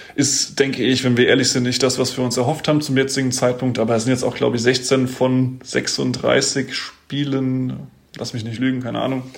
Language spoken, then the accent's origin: German; Mainz, Rhineland-Palatinate, Germany; in Mainz. Ich komme aus Mainz